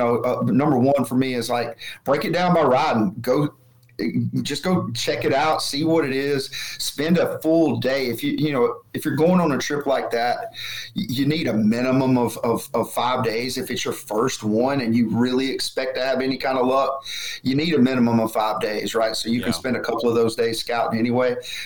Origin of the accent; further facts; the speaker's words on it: Alabama, United States; Growing up in Alabama, where it was absolutely not legal, it's just one of those things that I don't do.